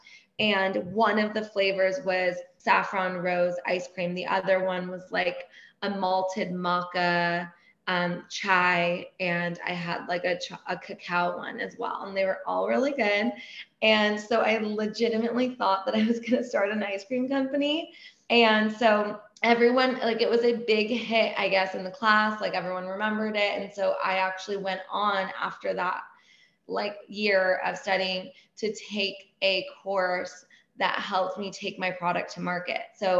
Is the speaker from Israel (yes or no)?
no; Iran; And then saffron ice cream is like a big thing growing up in Iran and whatever, being Persian.